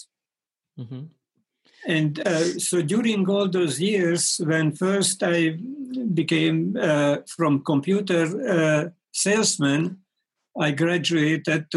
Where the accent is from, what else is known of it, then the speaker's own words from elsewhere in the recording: Hungary; moved away as an adult; also born or lived in Paris, France / India / United States; now in Brighton, United Kingdom; I'm a Hungarian-born American living in Brighton